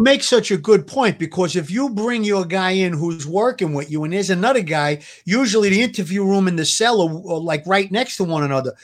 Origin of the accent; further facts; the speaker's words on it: New York City, New York, United States; I came from Gravesend, Avenue U